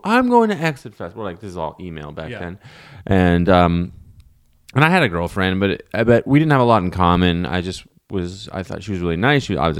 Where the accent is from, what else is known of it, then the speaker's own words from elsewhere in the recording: Ottawa, Ontario, Canada; I grew up in Ottawa downtown